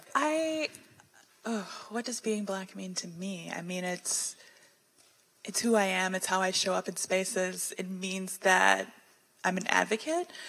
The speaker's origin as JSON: {"language": "English", "town": "Houston", "region": "Texas", "country": "United States", "tie": "born or raised there", "also_born_or_lived": "Washington, D.C.", "said": "I was born in Washington, D.C., in the city of D.C., and when I was eight, right before third grade, I moved to the suburbs of Houston, Texas"}